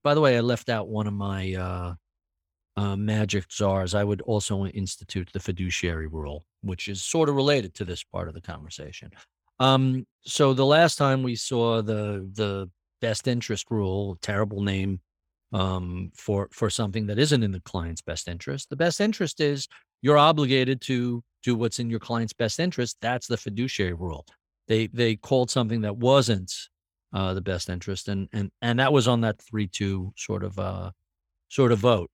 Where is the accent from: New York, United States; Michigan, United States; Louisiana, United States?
New York, United States; as I was growing up in New York